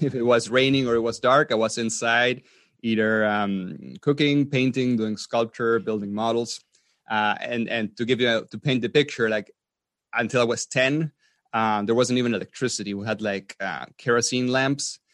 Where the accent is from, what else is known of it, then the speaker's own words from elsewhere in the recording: Patagonia, Argentina; moved away as an adult; also born or lived in Austria; I was, um, born in Argentina. in South America. And I grew up mainly in Patagonia